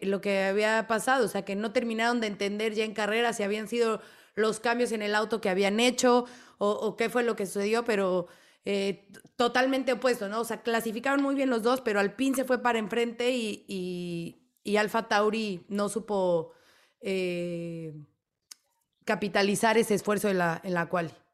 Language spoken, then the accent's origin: Spanish; Mexico; soy de México